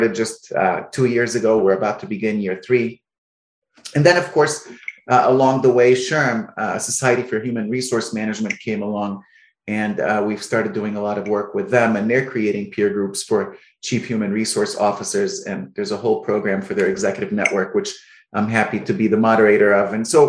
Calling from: Alexandria, Virginia, United States; I'm calling from Alexandria, Virginia.

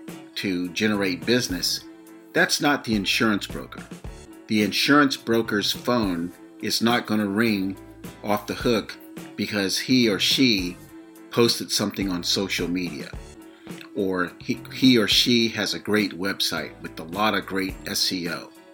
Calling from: between Sacramento and San Francisco, California, United States; I'm calling you from the West Coast, somewhere between Sacramento and San Francisco, California.

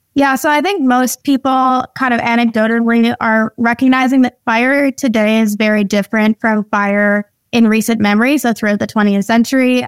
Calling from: North Vancouver, British Columbia, Canada; I'm calling in from my home office in North Vancouver

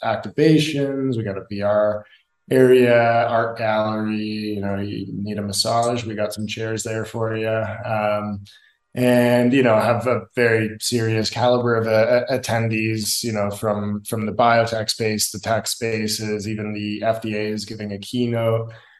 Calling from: Medellin, Antioquia, Colombia; I'm calling in from Medellin, Colombia today. I'm at a buddy's house here and spending a month here

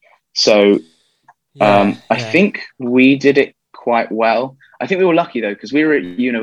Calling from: Birmingham, West Midlands, United Kingdom; So, joining you from Birmingham in the UK.

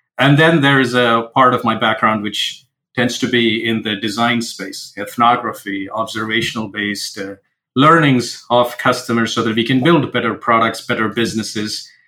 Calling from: Seattle, Washington, United States; So I'm joining from Seattle, Washington, in the United States.

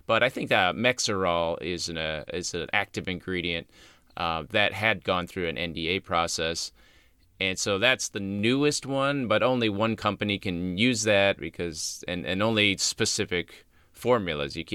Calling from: Australia; I'm from Australia.

